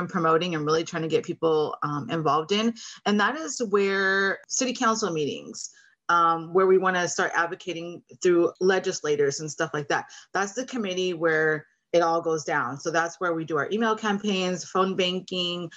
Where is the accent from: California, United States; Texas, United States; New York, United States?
California, United States; Oxnard; now in Thousand Oaks, United States; I grew up in Oxnard, California. So I'm not too far from home, living in Thousand Oaks, Conejo Valley area now